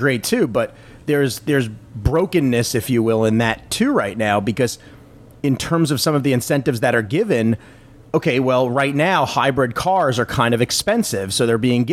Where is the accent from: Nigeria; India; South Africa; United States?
United States; I'm an American